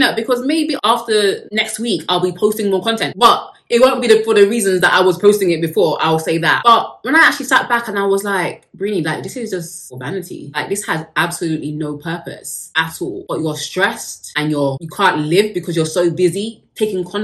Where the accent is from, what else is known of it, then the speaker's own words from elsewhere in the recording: United Kingdom; I am British, so we love tea over here